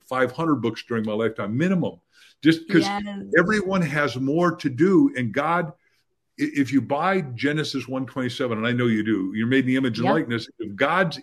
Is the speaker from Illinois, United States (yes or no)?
yes; Waukegan, Illinois, United States; I was born in Waukegan, Illinois